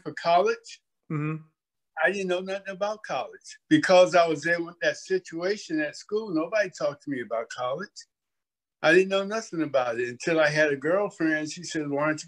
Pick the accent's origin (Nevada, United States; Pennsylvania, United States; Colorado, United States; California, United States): California, United States; Oakland; I grew up in Oak Town. Everybody knows it as Oakland